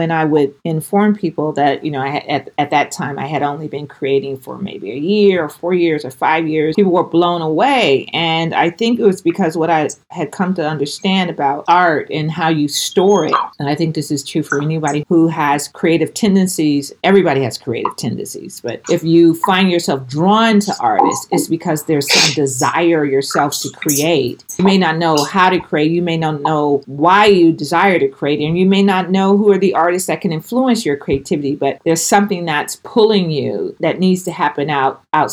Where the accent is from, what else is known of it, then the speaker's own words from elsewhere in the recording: Oakland, California, United States; I grew up in East Oakland in the 1960s